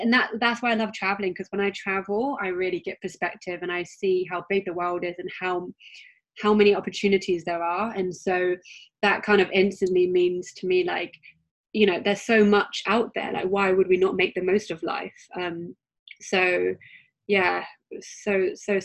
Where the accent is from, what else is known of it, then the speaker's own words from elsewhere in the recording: United Kingdom; accent: British; my British accent